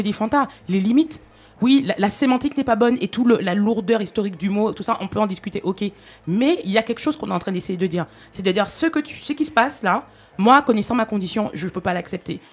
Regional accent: Martinique; moi, par exemple, en tant que Martiniquaise

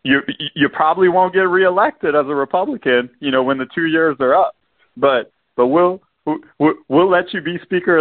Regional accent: Louisiana, United States; I'm from Louisiana

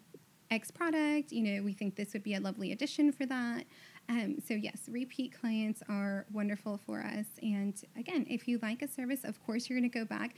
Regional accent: Houston, Texas, United States; I was born and raised in Houston, so I'm super Southern in that way

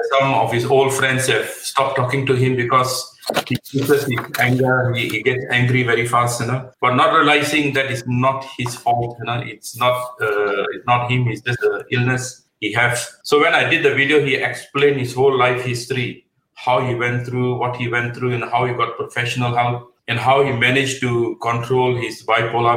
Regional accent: Malaysia; moved away as an adult; now in United Kingdom; I'm I'm originally from Malaysia. I've been here for the last thirty over years.

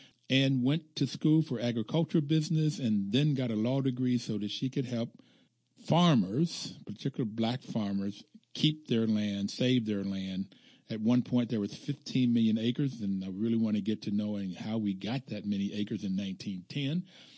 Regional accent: Bluefield, West Virginia, United States; Growing up in Bluefield, West Virginia, we had 4-H clubs.

